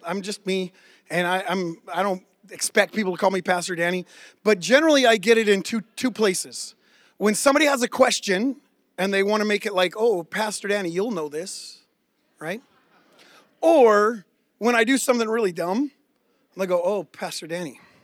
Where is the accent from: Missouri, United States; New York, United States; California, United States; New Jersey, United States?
California, United States; near San Francisco; growing up near San Francisco